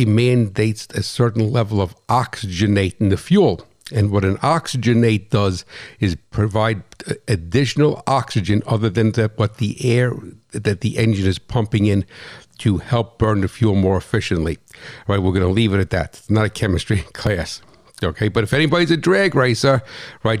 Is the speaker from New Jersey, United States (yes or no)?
yes; New Jersey, United States; I'm from New Jersey